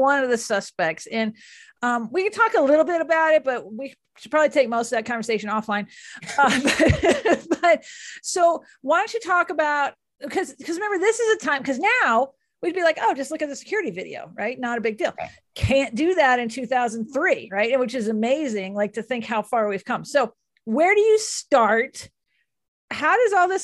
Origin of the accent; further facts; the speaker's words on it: Dallas, Texas, United States; I grew up in Dallas